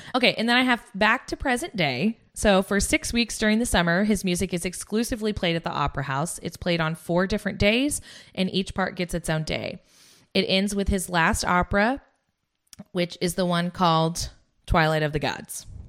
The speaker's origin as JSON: {"language": "English", "country": "United States", "said": "I'm American"}